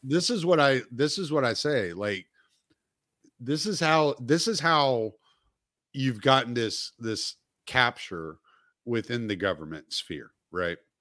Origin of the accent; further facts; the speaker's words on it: the South, United States; I'm from the South, so we pronounce the L.